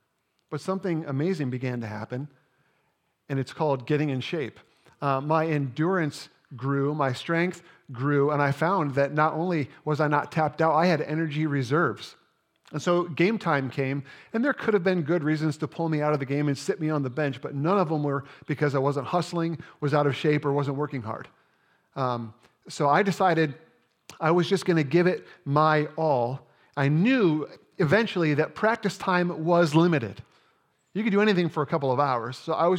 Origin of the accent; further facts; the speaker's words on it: Indiana, United States; I grew up playing basketball in Indiana, and by the time I was in seventh grade, I was ready to join our school's junior high team.